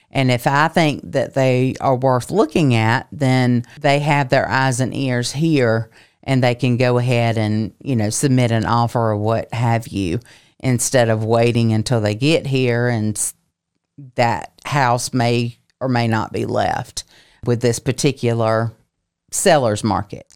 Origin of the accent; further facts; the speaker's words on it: Lincolnton, Georgia, United States; now in Augusta, United States; I have only lived in Augusta for seven years, coming from my hometown of Lincolnton, Georgia